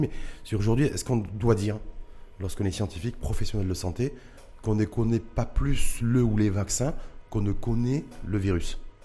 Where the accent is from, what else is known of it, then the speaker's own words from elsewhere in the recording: Morocco; chez nous au Maroc